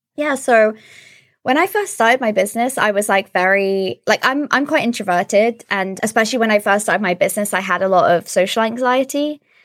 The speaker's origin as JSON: {"language": "English", "area": "Suffolk", "region": "East of England", "country": "United Kingdom", "tie": "born or raised there", "also_born_or_lived": "London", "moved": "as an adult", "lives_now": "Sweden", "said": "we both moved back to my hometown in Suffolk in the U K"}